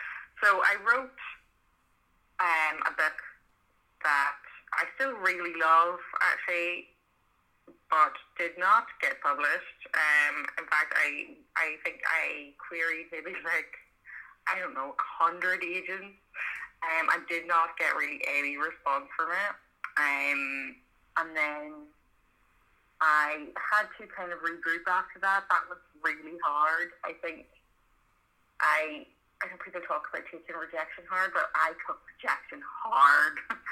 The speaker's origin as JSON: {"language": "English", "region": "County Monaghan", "country": "Ireland", "accent": "Belfast", "moved": "yes", "lives_now": "Belfast, United Kingdom", "said": "I'm actually from the south, so I'm from Monaghan, which is a place that nobody's ever heard of, but I have lived in Belfast for about 15 years, and have now got like kind of a Belfast accent."}